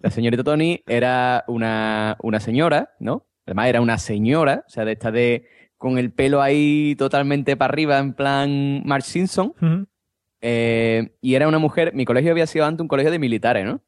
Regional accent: Andalusia, Spain; yo como buen andaluz

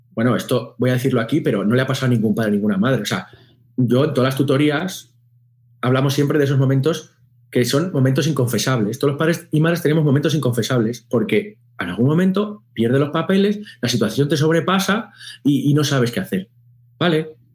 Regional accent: Spain; nosotros en España

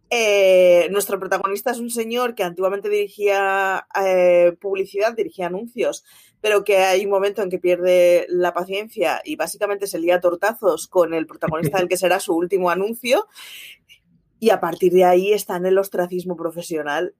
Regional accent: Barcelona, Catalonia, Spain; soy de Barcelona, mis padres son de Euskadi

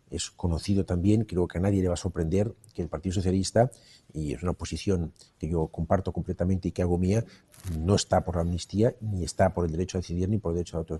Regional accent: Catalonia, Spain; somos más los que no la queremos y todos somos catalanes

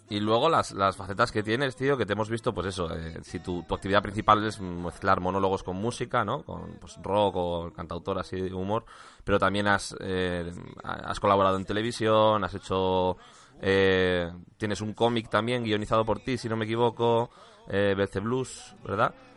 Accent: Valladolid, Castile and León, Spain; moved away as an adult; now in Madrid, Spain; soy de Valladolid, ¿eh? yo llevo en Madrid ocho años

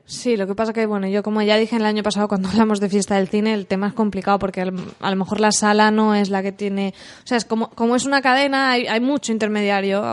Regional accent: San Vicente del Raspeig, Valencian Community, Spain; also born or lived in Alicante; nosotros somos de Alicante, pero yo he ido al cole y tal en San Vicente, yo he ido desde pequeña

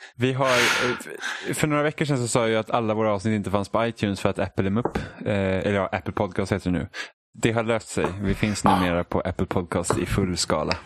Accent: Sweden; vi är svenskar

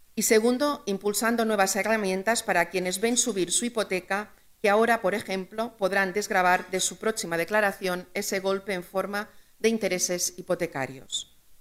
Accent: Balearic Islands, Spain; en mi tierra siempre hemos sido emprendedores, siempre hemos tenido buenas ideas, empresarios y empresarias que desde cuatro islas en medio del Mediterráneo

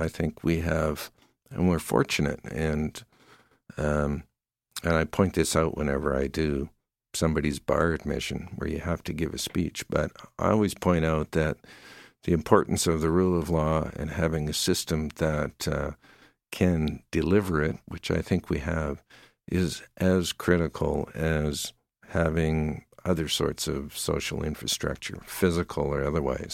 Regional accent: Surrey, British Columbia, Canada; moved away as an adult; also born or lived in New Westminster, British Columbia; now in Calgary, Canada; I grew up in, uh, Surrey, B C, in the lower mainland of Vancouver.

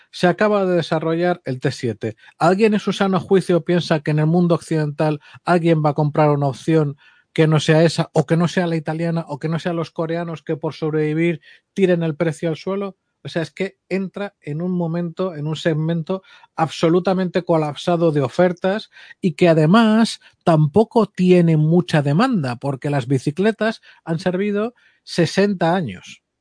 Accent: Castile and León, Spain; farinato y jamón ibérico de mi tierra.

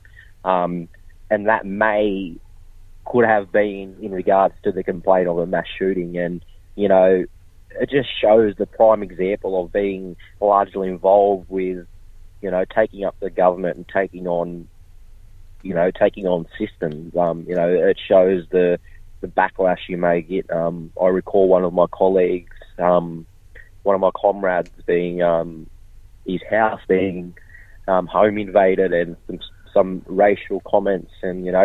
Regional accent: Kempsey, New South Wales, Australia; born or raised there

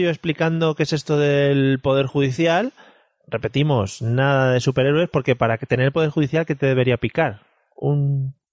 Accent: Spain; Porque somos españoles y muchos españoles.

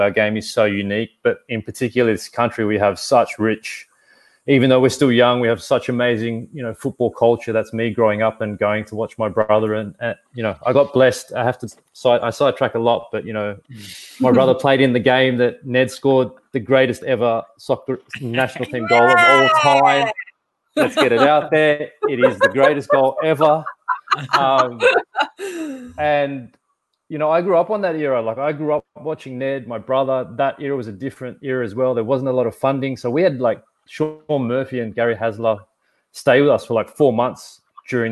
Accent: Sydney, New South Wales, Australia; where I grew up, in a suburb where I grew up in Lakemba.

